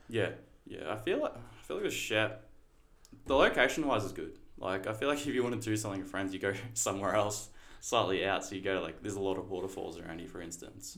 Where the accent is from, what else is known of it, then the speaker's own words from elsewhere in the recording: Torquay, Victoria, Australia; I grew up in Torquay for about the first six years of my life. Um, then my parents split. Then mum and I moved down here. My parent, like my family's always been here